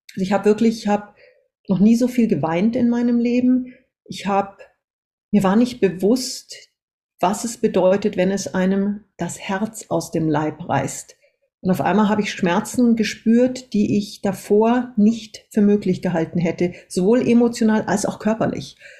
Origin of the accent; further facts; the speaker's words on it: Austria; moved away as an adult; also born or lived in Munich, Germany / Singapore; wir sind dann mit acht Jahren nach Österreich ausgewandert, erstmal in ein Bergdorf